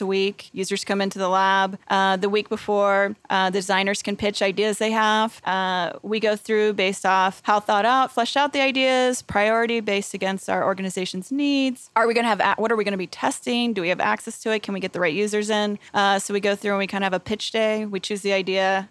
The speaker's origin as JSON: {"language": "English", "region": "the South", "country": "United States", "said": "I am from the South"}